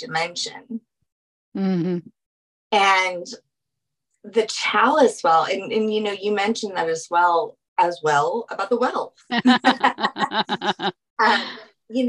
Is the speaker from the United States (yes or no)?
yes; New Orleans, Louisiana, United States; I'm from New Orleans. I'm from Louisiana